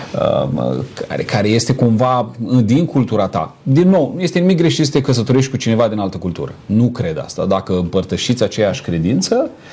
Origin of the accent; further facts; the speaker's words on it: Romania; noi suntem români